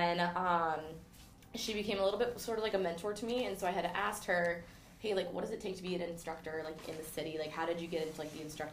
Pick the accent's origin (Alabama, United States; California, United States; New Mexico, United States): California, United States; also born or lived in Texas; now in New York, United States; I grew up in California, so I started in California